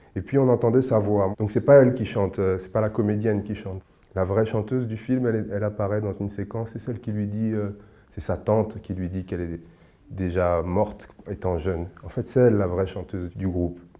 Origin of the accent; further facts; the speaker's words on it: Senegal; je suis sénégalais